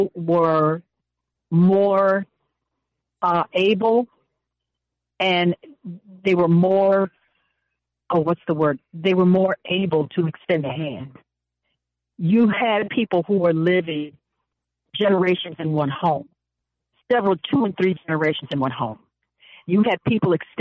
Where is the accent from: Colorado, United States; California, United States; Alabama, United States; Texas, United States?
California, United States; Pasadena; also born or lived in Altadena; When we grew up in Altadena, Pasadena